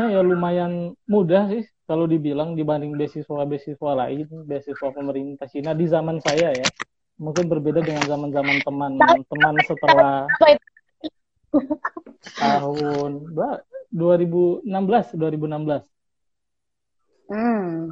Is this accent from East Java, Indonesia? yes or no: no; Bengkulu, Indonesia; asal dari Bengkulu uh, saya